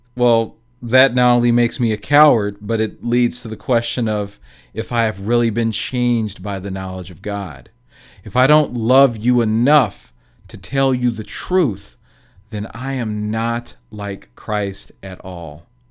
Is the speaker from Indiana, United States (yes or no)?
yes; Gary, Indiana, United States; growing up in Gary, Indiana